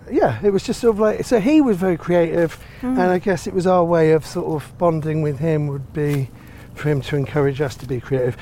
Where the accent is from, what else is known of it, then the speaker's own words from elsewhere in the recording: Finsbury Park, London, United Kingdom; I was born around here and I grew up in Finsbury Park. And we used to go to Finsbury Park and Clissold Park. We used to live in between both of them.